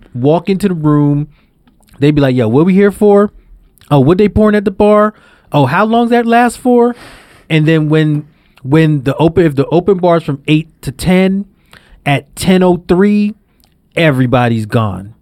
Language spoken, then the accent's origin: English; New York City, New York, United States; I grew up in Brownsville in Brooklyn